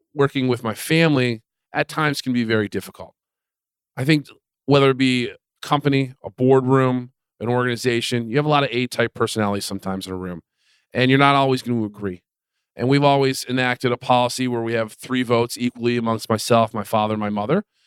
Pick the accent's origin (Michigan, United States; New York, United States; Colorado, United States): Michigan, United States; Detroit area; they settled in Detroit area